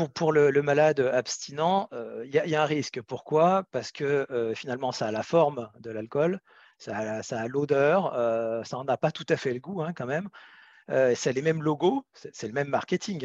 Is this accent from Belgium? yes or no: no; France; on est 65 millions de Français